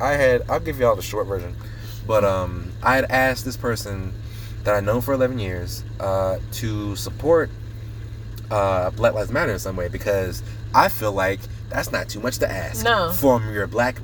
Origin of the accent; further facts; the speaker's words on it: United States; I am American. I should have the freedom